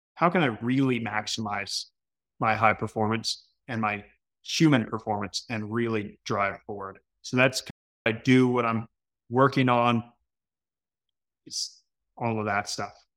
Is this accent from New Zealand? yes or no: no; Canada; being Canadian